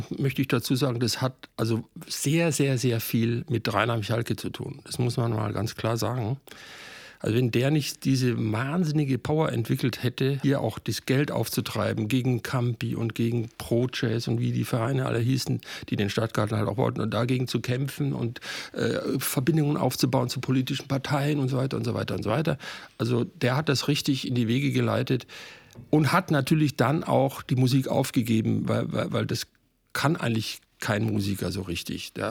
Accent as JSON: {"language": "German", "region": "Bavaria", "country": "Germany", "tie": "born or raised there", "lives_now": "Cologne, Germany", "said": "Also meine Mutter kommt aus Königsberg und mein Vater aus Breslau. Und ich bin am Ammersee geboren, wurde aber deutsch aufgezogen mit der deutschen Sprache."}